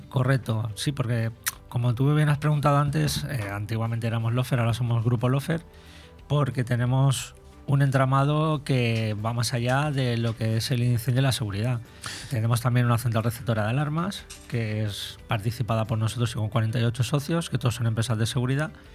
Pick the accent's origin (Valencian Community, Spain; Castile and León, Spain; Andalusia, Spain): Valencian Community, Spain; Benidorm; soy de aquí de Benidorm